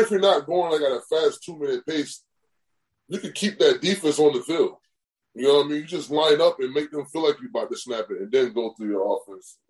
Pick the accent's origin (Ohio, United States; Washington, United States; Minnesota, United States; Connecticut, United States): Connecticut, United States; I'm from Connecticut